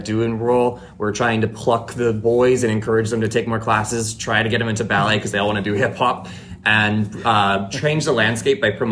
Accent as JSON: {"language": "English", "town": "Temecula", "region": "California", "country": "United States", "tie": "born or raised there", "lives_now": "Palm Springs, United States", "said": "I'm from Temecula, California."}